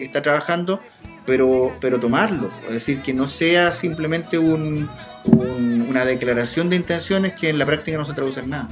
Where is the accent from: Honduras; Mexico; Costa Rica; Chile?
Chile; yo soy de aquí, yo soy de aquí del Laurel